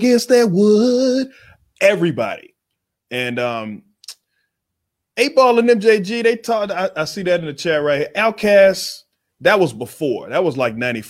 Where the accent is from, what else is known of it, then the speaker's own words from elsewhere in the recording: Waco, Texas, United States; moved away as an adult; I'm coming from Waco, Texas